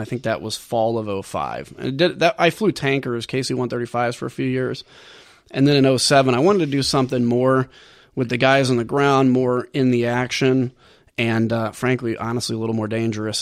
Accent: Bloomington, Illinois, United States; I was from downstate, I was from Bloomington

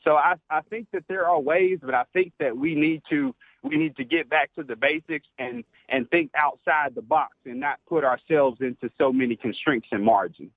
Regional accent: Alabama, United States; now in Kentucky, United States; born and raised in Alabama

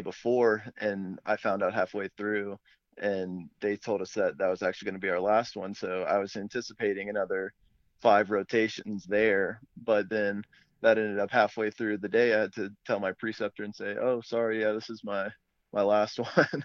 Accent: Fort Mill, South Carolina, United States; moved away as an adult; I'm originally from Fort Mill, South Carolina, which is just outside of Charlotte

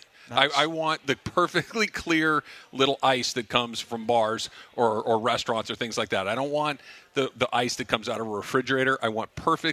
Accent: Arcadia, California, United States; I grew up in Arcadia, right? I grew up literally a 5-iron from Santa Anita.

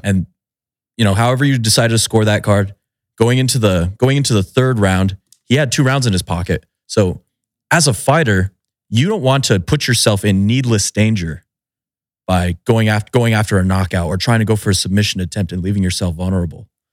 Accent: Albuquerque, New Mexico, United States; I'm from the Albuquerque area

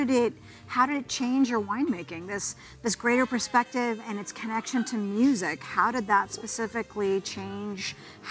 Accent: Oregon City, Oregon, United States; That's my hometown

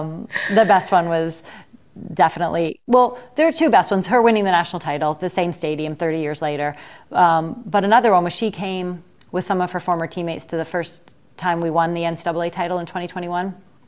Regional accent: Ohio, United States; You know I'm from Ohio, though.

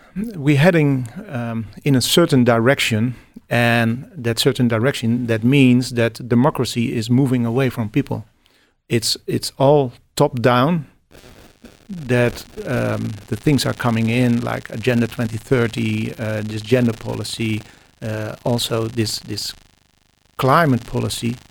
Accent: Netherlands; I'm, I'm from the Netherlands

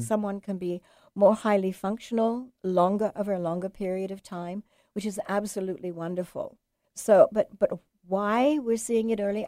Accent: England, United Kingdom; moved away; I'm English

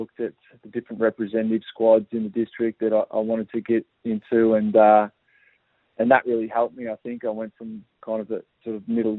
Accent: Yarrawonga, Victoria, Australia; growing up in Yarrawonga. I was one of four kids, the youngest of four kids, with two brothers and a sister.

